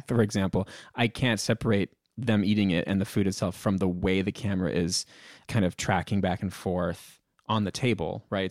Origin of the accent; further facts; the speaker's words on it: Massachusetts, United States; this is how it was in my family growing up with my grandparents, aunts, uncles, I come from Massachusetts